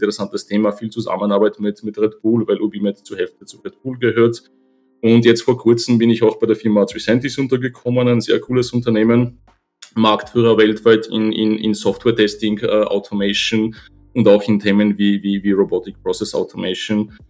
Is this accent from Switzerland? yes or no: no; Poland; German is a second language; now in Vienna, Austria; Ich bin gebürtiger Pole, lebe seit äh, ja, schon über 25 Jahren in Österreich. Bin damals mit meiner Familie hergekommen